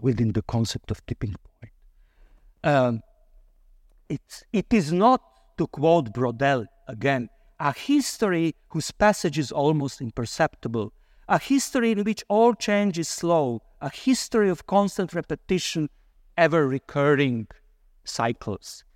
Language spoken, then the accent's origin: English; Croatia; moved away; I come originally from Croatia.